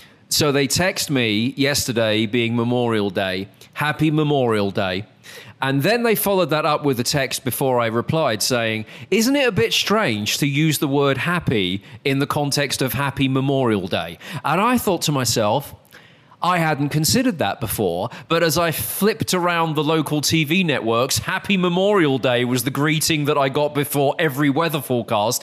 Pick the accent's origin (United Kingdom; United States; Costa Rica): United Kingdom; moved away; I come from there.